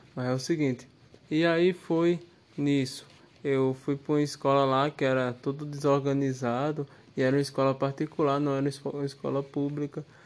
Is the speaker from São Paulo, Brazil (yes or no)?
no; Cariri region, Ceará, Brazil; Eu sou cearense, né? Você me perguntou aí de onde eu sou, né? Eu sou do Ceará. Eu nasci lá no Ceará. Eu nasci na região do Cariri.